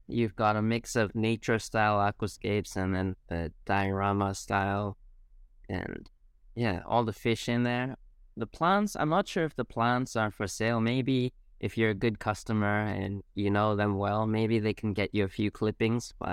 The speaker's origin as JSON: {"language": "English", "country": "Singapore", "tie": "born or raised there", "said": "Uh, but my mom works in Singapore, so as a child, I grew up in Singapore from when I was, I think, two, two to 20. Uh, I was in Singapore."}